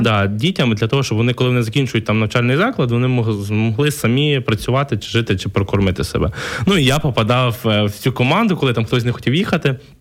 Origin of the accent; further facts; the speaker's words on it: Lviv Oblast, Ukraine; moved away as an adult; also born or lived in Kyiv, Ukraine; Я, я сам з Львівщини е, переїхав в Київ навчатися в 2009 році. Е, такий з маленького села, затурканий хлопчик